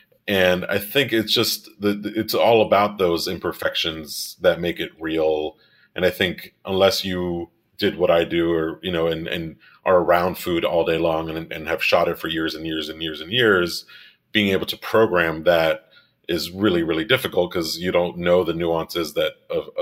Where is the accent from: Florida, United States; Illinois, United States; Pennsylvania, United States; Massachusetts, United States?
Florida, United States; Miami; moved away as an adult; also born or lived in Rochester; I grew up in Miami and I'm Cuban